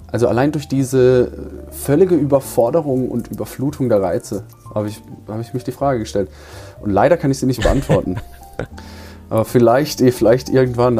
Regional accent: Markgräflerland, Baden-Württemberg, Germany; moved away as an adult; now in Dresden, Germany; ich bin ja 700 Kilometer aus dem Markgräflerland zu dir gezogen, nur wegen der Weinkulturbar

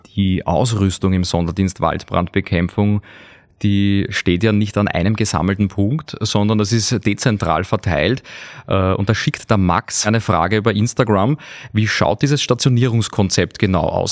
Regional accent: Austria; bei uns in Österreich

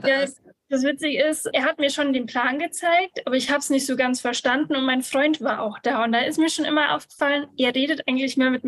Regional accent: Bavaria, Germany; ich komme aus Bayern, bin 29 Jahre alt

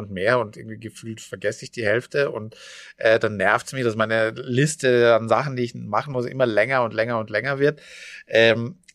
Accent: Austria; ich komme aus Österreich.

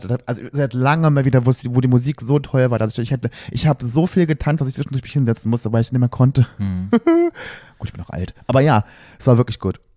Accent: Berlin, Germany; wir kommen aus Berlin

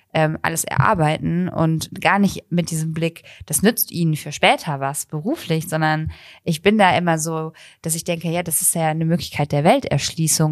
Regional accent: Bonn, North Rhine-Westphalia, Germany; moved away; Bonn ist meine Heimatstadt

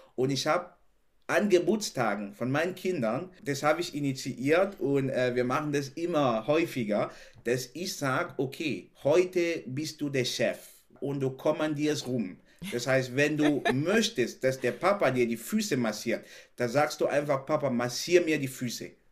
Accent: Cameroon; German is a second language; moved away as an adult; now in Germany; ich bin in Kamerun aufgewachsen, habe da eine sehr glückliche Kindheit gehabt

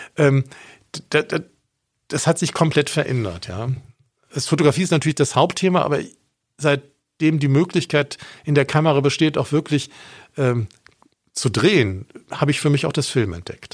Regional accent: Bonn, North Rhine-Westphalia, Germany; moved away as an adult; also born or lived in Augsburg; ich bin in Bonn aufgewachsen

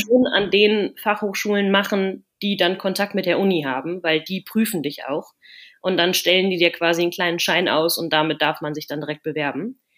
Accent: near Cologne, North Rhine-Westphalia, Germany; moved away as an adult; now in Netherlands; ich komme aus der Nähe von Köln

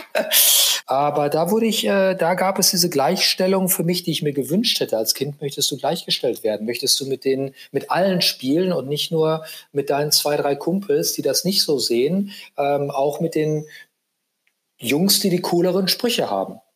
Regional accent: Aalen, Baden-Württemberg, Germany; in meinem kleinen Kaff, wo ich herkomme, nämlich Aalen hieß

